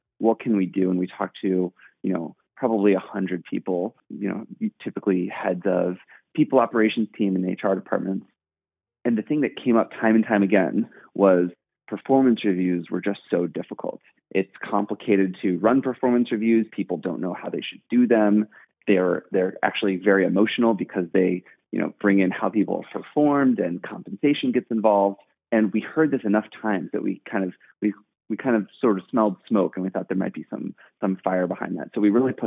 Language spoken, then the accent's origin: English; St. Louis, Missouri, United States; moved away as an adult; also born or lived in New York; now in San Francisco, United States; I'm originally from St. Louis, actually. And I spent my first 18 years of life in St. Louis